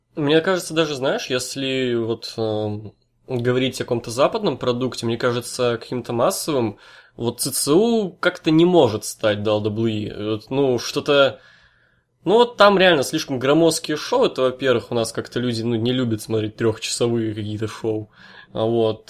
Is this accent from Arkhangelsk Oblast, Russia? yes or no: yes; Severodvinsk, Arkhangelsk Oblast, Russia; я вообще из Северодвинска, чувак, я с севера